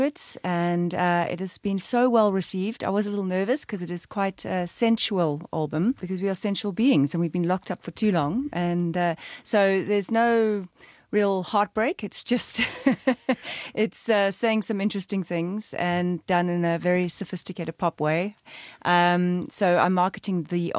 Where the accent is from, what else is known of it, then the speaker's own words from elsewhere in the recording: Cape Town, Western Cape, South Africa; I was born in Cape Town. First generation South African, my parents immigrated from England.